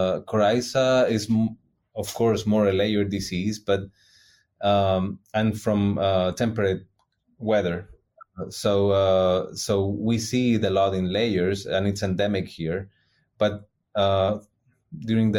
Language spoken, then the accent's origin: English; Chile; moved away as an adult; now in Davis, United States; I'm originally from South America.